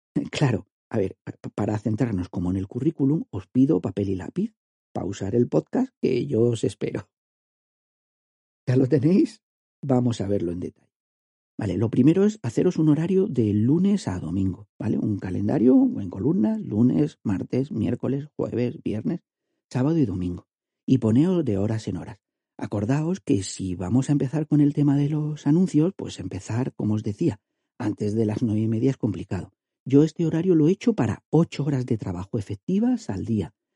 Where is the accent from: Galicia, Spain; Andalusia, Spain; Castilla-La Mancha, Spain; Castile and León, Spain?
Andalusia, Spain; soy andaluz